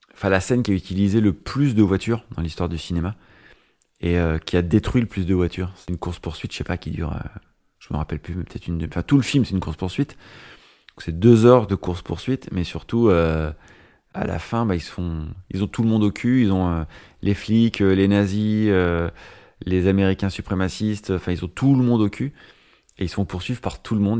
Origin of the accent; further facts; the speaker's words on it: Nevers, Bourgogne-Franche-Comté, France; now in Paris, France; je viens de la campagne, de la Nièvre